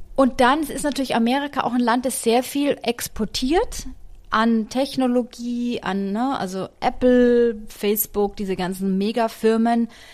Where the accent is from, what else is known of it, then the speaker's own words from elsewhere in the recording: Germany; now in United States; bei uns in Deutschland